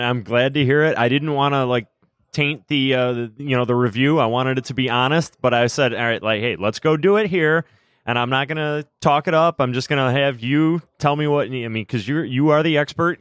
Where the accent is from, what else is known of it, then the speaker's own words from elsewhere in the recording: Buffalo, New York, United States; I grew up in Buffalo